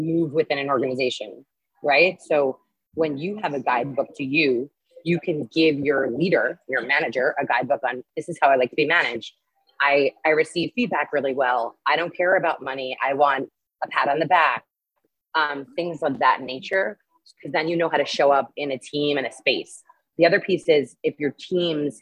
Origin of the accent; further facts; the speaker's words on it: New York City, New York, United States; moved away as an adult; now in Lima, Peru; I'm from New York, and I grew my base in advertising technology in New York City for 13 years